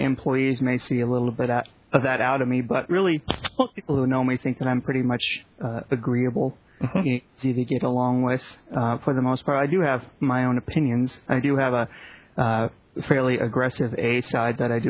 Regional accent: Las Vegas, Nevada, United States; also born or lived in Reno; I was born and raised in Las Vegas, and I've lived here my entire life

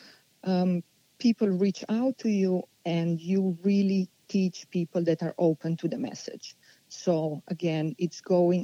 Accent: Slovenia; also born or lived in Italy / Ohio, United States; now in Southern California, United States; born in Europe, in Slovenia, and I moved to Ohio later

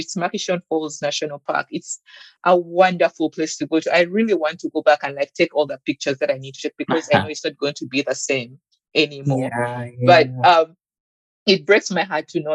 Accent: Uganda; moved away as an adult; I'm from Uganda

